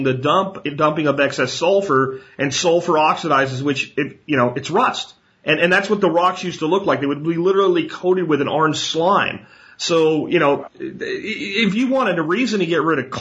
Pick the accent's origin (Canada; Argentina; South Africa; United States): United States; the coal region of Pennsylvania; moved away as an adult; also born or lived in Texas; I grew up in the coal region of Pennsylvania.